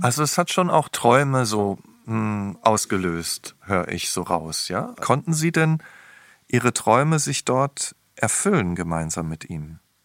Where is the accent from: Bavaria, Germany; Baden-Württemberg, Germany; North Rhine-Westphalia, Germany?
North Rhine-Westphalia, Germany; Ruhr area; Ich komme übrigens auch aus dem Ruhrgebiet.